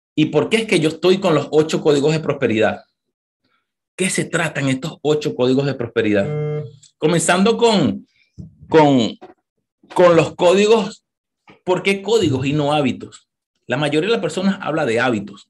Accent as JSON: {"language": "Spanish", "town": "Caracas", "region": "Capital District", "country": "Venezuela", "tie": "born or raised there", "also_born_or_lived": "Maracay, Venezuela / New York, United States", "moved": "as an adult", "lives_now": "United States", "said": "Yo nací en Caracas, vengo de Caracas, Venezuela, no sé cuántos venezolanos hay aquí, en un barrio, en Catia, Caracas"}